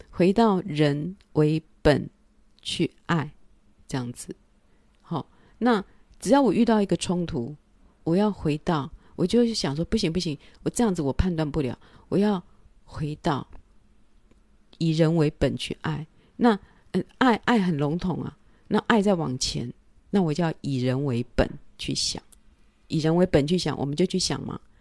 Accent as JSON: {"language": "Chinese", "country": "Taiwan", "also_born_or_lived": "France", "moved": "yes", "said": "我们台湾人的个性"}